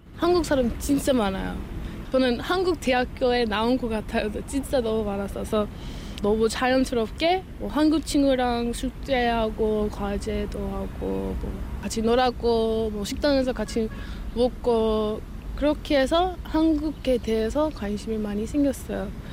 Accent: United States; Korean is a second language; moved away as an adult; now in South Korea; 저는 아메리칸이지만

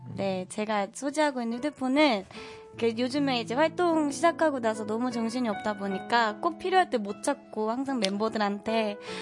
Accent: Daejeon, South Korea; 대전에서 온 …

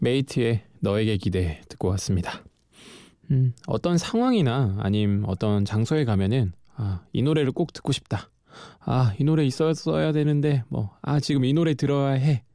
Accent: Geoje, South Gyeongsang, South Korea; moved away as an adult; 저는 거제도라는 섬에서 태어나서 20년을 어, 거기서 예, 살았었어요.

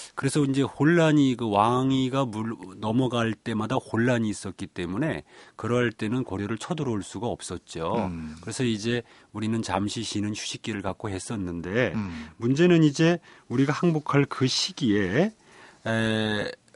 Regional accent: Ganghwa, Incheon, South Korea; 저는 강화에서 태어났고 자랐고 또 지금 살고 있습니다

